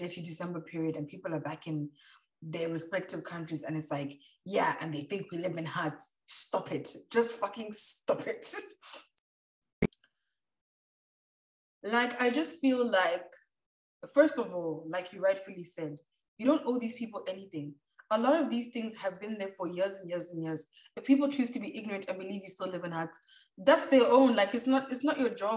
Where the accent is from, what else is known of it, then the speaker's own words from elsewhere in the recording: Botswana; we're from Botswana